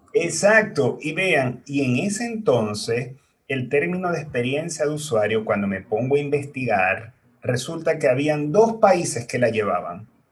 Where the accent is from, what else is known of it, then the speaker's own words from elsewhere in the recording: Maracaibo, Zulia, Venezuela; moved away as an adult; now in Chile; mi país, que es Venezuela, en la ciudad de Maracaibo